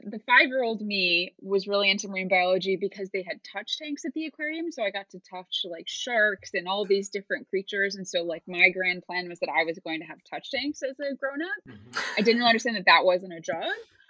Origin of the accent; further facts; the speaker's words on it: United States; So I obviously am originally from the US, but I've moved around a ton.